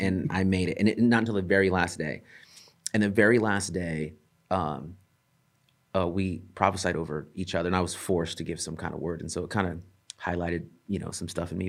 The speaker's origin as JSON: {"language": "English", "town": "El Centro", "region": "California", "country": "United States", "tie": "born or raised there", "said": "I grew up in a town called El Centro"}